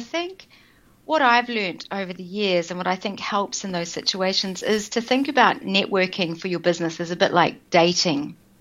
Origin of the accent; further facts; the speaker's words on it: New Zealand; moved away; I am originally from New Zealand.